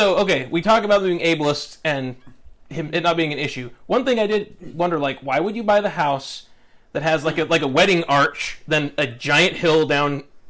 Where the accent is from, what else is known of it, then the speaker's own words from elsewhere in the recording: Sandy, Utah, United States; I grew up in Sandy.